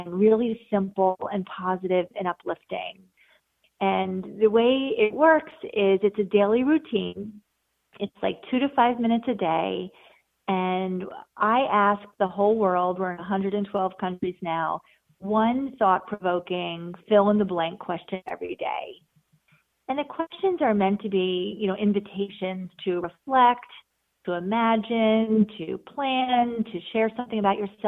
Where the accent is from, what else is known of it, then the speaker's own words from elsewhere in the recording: New York area, United States; I grew up in the New York area and have spent most of my life here